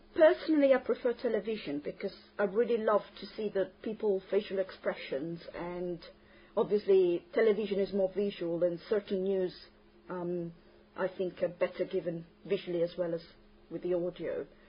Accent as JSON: {"language": "English", "town": "Terni", "region": "Umbria", "country": "Italy", "second_language": "English", "said": "I'm from Terni, Italy."}